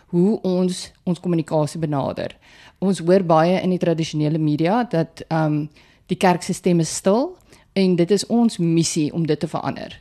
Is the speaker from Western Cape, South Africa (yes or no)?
no; Putsonderwater, Northern Cape, South Africa; moved away; ek 'n boerling van put onder water is en ja, die plek bestaan werklik.